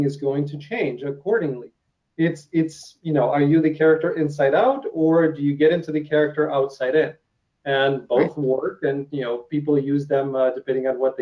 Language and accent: English; Ukraine; accent: Russian; English is a second language; moved away; I come from Ukraine, so Russian. You can hear, as I'm speaking, I hear myself saying, certain words with an accent.